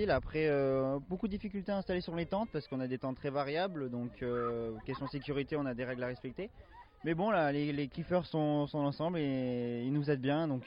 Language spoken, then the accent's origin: French; Lyon, Auvergne-Rhône-Alpes, France; je viens de Lyon